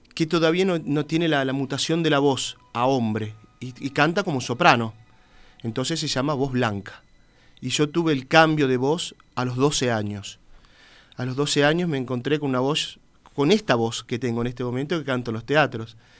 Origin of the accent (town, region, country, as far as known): Uruguay; moved away as an adult